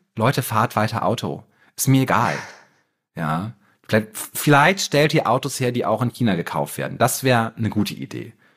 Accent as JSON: {"language": "German", "country": "Germany", "said": "wir so als Deutsche"}